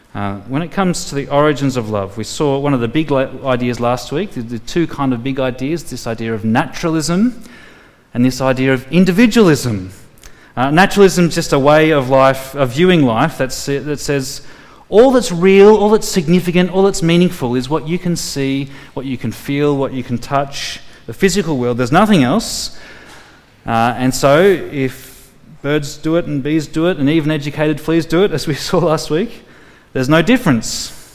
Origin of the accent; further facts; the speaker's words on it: Tamworth, New South Wales, Australia; I grew up in Tamworth, the country music capital of the world